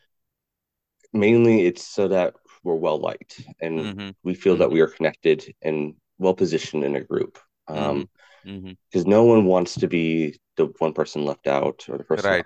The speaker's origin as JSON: {"language": "English", "town": "Louisville", "region": "Kentucky", "country": "United States", "tie": "born or raised there", "also_born_or_lived": "New York / Puerto Rico (ancestry)", "moved": "yes", "said": "I'm Hispanic, but born in Louisville, Kentucky, which is a very country southern type of city, and then moving out to New York"}